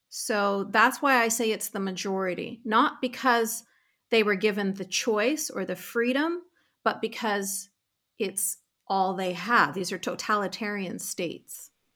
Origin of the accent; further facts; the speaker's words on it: Canada; I was really, really privileged to be born and raised in Canada